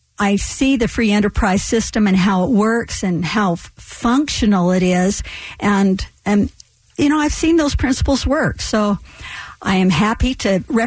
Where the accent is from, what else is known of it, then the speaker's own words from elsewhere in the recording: United States; The majority of my adult life, I have been a Republican, but more than anything, I'm an American